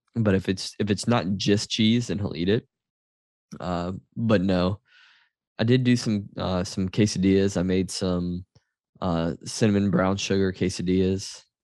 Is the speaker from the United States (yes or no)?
yes; Louisiana, United States; growing up in Louisiana